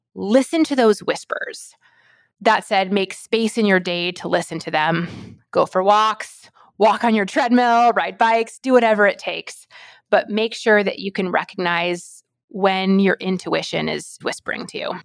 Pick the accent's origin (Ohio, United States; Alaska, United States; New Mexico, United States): Alaska, United States; rural; I'm from Alaska, and my spice, my heat tolerance is that of someone that was raised in rural Alaska